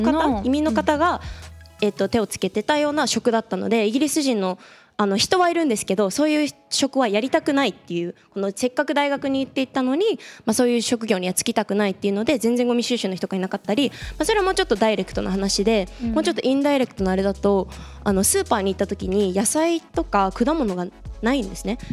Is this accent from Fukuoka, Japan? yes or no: no; Tokyo, Japan; moved away as an adult; also born or lived in Cambridge, United Kingdom / London, United Kingdom; now in United Kingdom; 東京生まれの東京育ちです